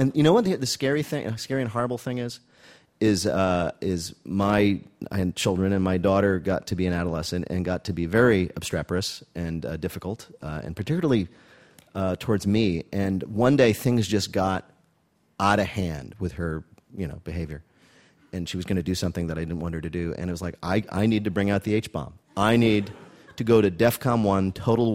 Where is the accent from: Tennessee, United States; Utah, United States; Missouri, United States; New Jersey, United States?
New Jersey, United States; I was this nice Jewish kid growing up in New Jersey